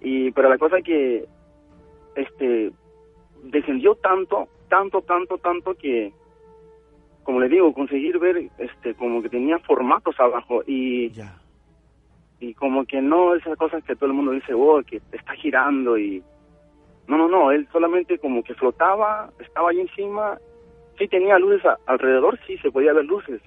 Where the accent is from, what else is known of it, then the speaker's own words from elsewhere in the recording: Lima, Peru; now in Nagoya, Japan; cuando tenía unos 11 años, estaba en Perú, mi mamá se compró un terreno en Santanita.